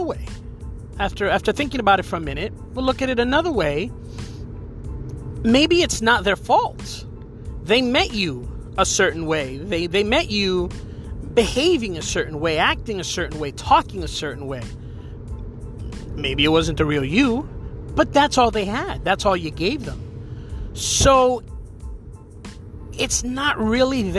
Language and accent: English; New Jersey, United States; moved away as an adult; now in Florida, United States; I moved from New Jersey to Florida years ago